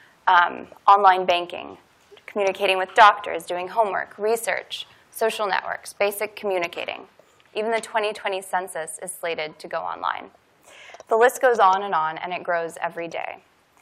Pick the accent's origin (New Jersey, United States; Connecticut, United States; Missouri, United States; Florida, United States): Missouri, United States; Kansas City; moved away; my hometown of Kansas City